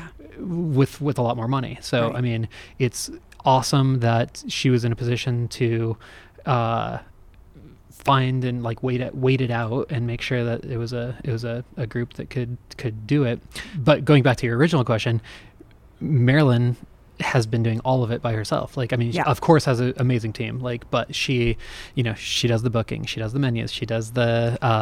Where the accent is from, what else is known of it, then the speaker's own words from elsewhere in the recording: Denver, Colorado, United States; also born or lived in California; I was conceived and raised in Denver. I was born in California